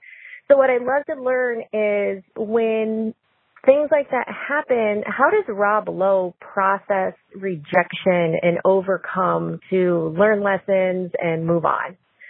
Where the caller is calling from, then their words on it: Minneapolis, Minnesota, United States; I'm calling from Minneapolis, Minnesota.